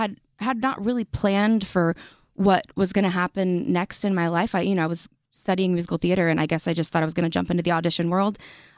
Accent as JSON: {"language": "English", "region": "the South", "country": "United States", "tie": "born or raised there", "said": "growing up in the South, I played very competitive softball for 10 years."}